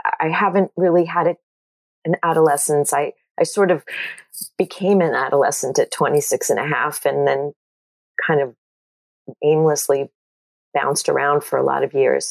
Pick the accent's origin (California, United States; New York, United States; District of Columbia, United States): New York, United States; Long Island; I grew up in Jewish culture on Long Island